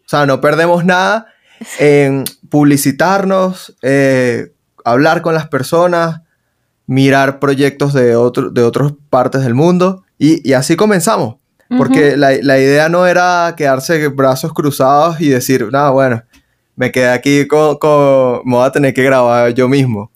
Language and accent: Spanish; Venezuela; now in Colombia; lo que vivimos en Venezuela